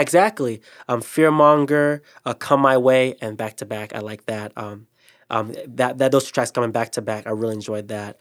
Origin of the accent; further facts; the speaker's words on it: Ohio, United States; we are from Ohio